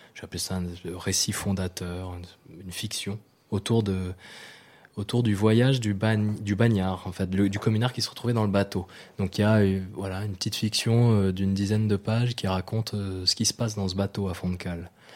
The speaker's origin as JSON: {"language": "French", "country": "New Caledonia", "tie": "born or raised there", "said": "je suis né en Nouvelle-Calédonie"}